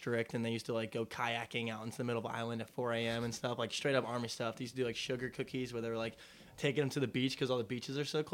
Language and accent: English; right outside Philadelphia, New Jersey, United States; growing up in Philly, or not in Philly, but right outside of it.